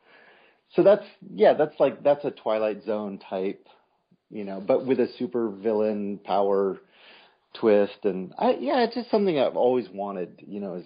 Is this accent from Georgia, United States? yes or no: no; Berkeley, California, United States; I grew up in Berkeley.